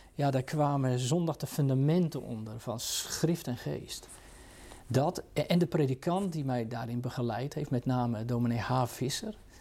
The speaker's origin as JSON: {"language": "Dutch", "town": "Katwijk", "region": "South Holland", "country": "Netherlands", "tie": "born or raised there", "said": "ik ben in de Katwijkse context groot geworden"}